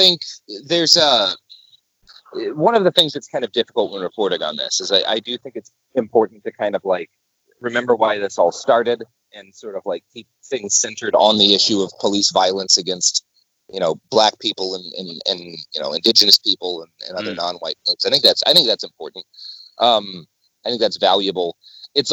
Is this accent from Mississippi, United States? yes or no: no; the South, near Waco, Texas, United States; now in Portland, United States; I grew up in the South, right? Like, and Waco was, you know, I didn't grow up all that far from Waco